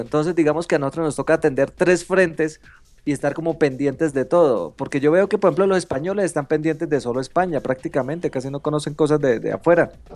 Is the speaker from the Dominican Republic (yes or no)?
no; Colombia; soy de Colombia